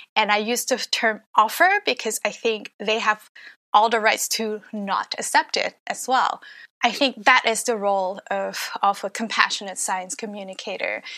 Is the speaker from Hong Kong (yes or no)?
yes; Hong Kong; moved away; also born or lived in Canada; I grew up in Hong Kong